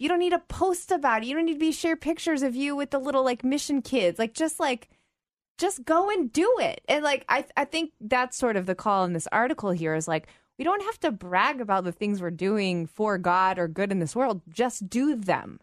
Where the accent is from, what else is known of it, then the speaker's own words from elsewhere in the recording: United States; as an American girl, so I'm not, obviously not British